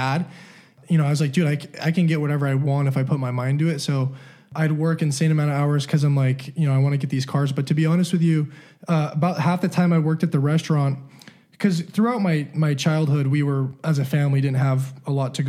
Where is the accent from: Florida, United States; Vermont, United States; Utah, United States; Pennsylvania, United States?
Utah, United States; Salt Lake City; also born or lived in Southern California; born in Southern California. I moved to Salt Lake. Those are the two places I've only been my whole life